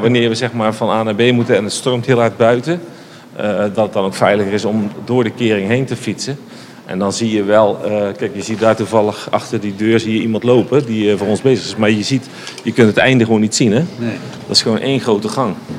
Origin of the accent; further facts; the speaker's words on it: Netherlands; wij als Nederlander